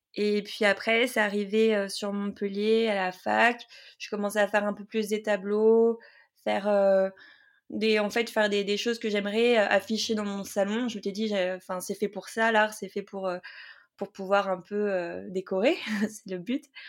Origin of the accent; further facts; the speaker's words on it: Saint-Pierre, Réunion; je suis née à La Réunion, à Saint-Pierre